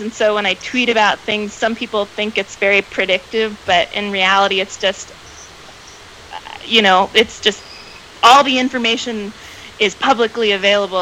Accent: Atlanta, Georgia, United States; moved away as an adult; also born or lived in Greenville, South Carolina; now in Oakland, United States; I'm originally from Atlanta, Georgia. So born and raised in the South

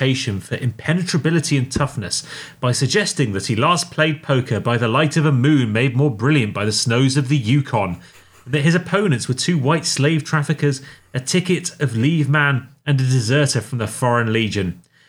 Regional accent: England, United Kingdom; For I didn't realise, as an Englishman, I was paying them to work here.

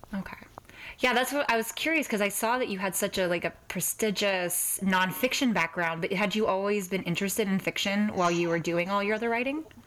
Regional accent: Texas, United States; I'm from Texas and I'm a very proud Southerner

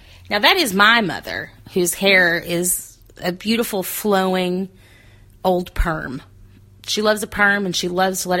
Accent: the South, United States; As a Southerner, I would say panties.

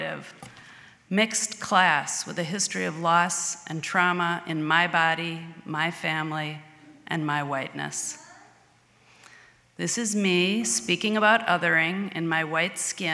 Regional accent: Edina, Minnesota, United States; I grew up in Edina, Minnesota, attending Edina High School

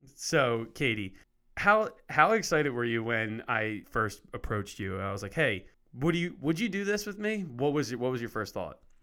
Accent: Lansdale, Pennsylvania, United States; born or raised there

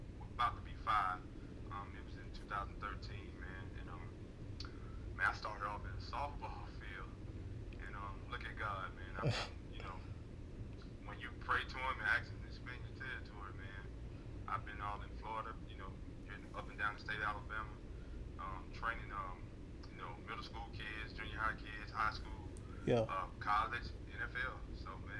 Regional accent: Alabama, United States; Alabama, my home state.

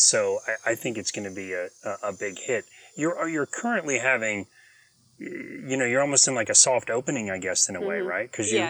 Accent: Apopka, Florida, United States; I'm from Apopka.

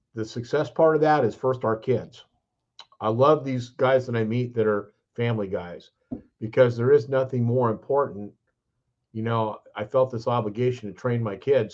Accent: California, United States; now in Statesboro, Georgia, United States; I'm from California

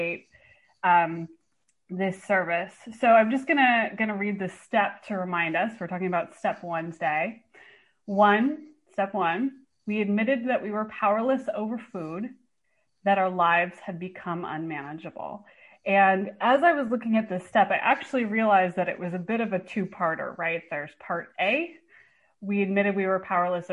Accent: Bay Area, California, United States; moved away as an adult; now in Portland, United States; I actually live in Portland now, but I'm from the Bay Area

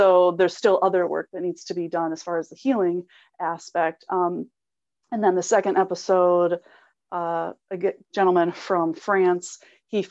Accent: Illinois, United States; I'm from Illinois, so it's completely flat

